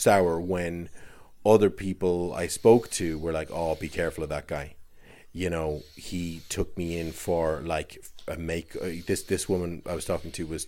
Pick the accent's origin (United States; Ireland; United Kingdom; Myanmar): Ireland; accent: Irish; I can't really do my own Irish accent